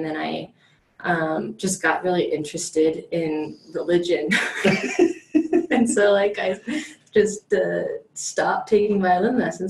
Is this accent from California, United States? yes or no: no; Michigan, United States; now in Colorado, United States; I'm from Michigan. Originally